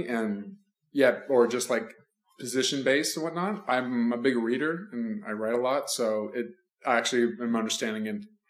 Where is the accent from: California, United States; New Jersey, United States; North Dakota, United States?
California, United States; Southern; I'm 29. I'm from Southern California